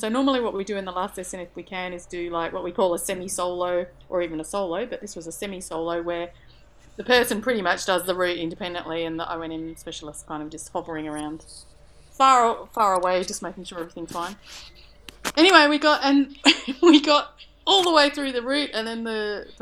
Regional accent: Perth, Western Australia, Australia; now in Melbourne, Australia; when I was growing up in Perth

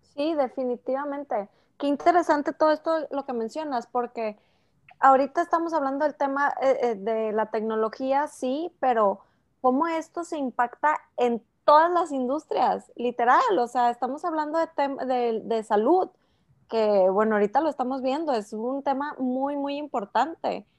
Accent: Mexico; soy la única mexicana

